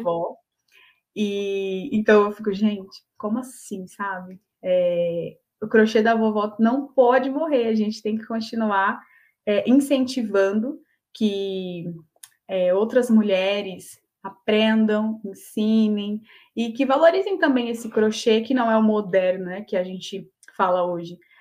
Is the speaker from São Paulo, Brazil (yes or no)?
yes; Olímpia, São Paulo, Brazil; eu sou de Olímpia, interior de São uhum. Paulo